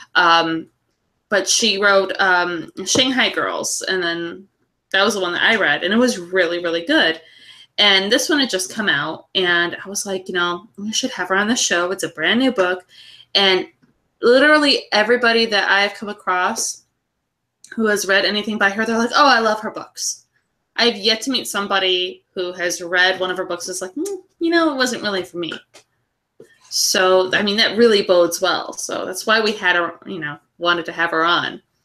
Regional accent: California, United States; we are Californian

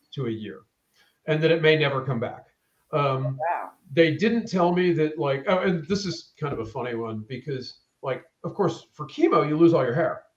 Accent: Maine, United States; now in Atlanta, United States; originally I'm from Maine. Um, okay. Uh, moved to Atlanta in the early '90s.

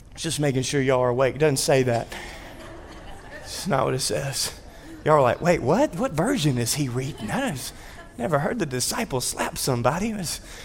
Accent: North Louisiana, United States; born and raised in North Louisiana in the United States of America

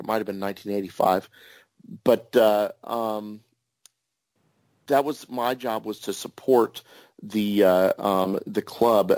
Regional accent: Kansas, United States; also born or lived in New York State; I was born in New York State, but moved to uh, Kansas right around the time of the moonshot of the Apollo 11

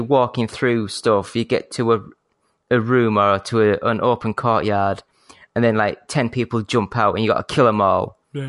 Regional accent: Yorkshire and the Humber, United Kingdom; I say a fake posh. I'm from Yorkshire. It's as posh as I get, you know.

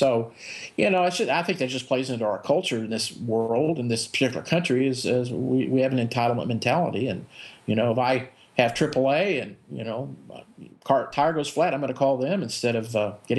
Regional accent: Midlothian, Texas, United States; also born or lived in Dallas Fort Worth, Texas; now in Nevada, United States; my hometown of Midlothian, Texas

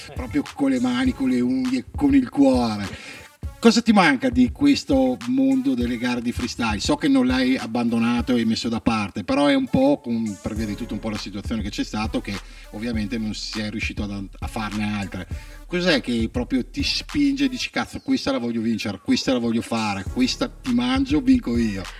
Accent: Verona, Veneto, Italy; noi siamo di Verona

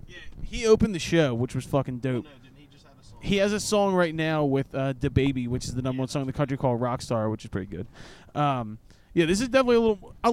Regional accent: Philadelphia, Pennsylvania, United States; we're all from Philadelphia.

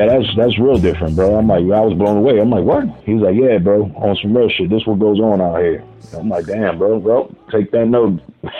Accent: New York City, New York, United States; moved away; I'm from New York City.

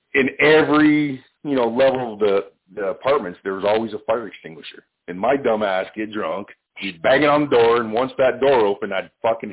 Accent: Canada; I'm Canadian

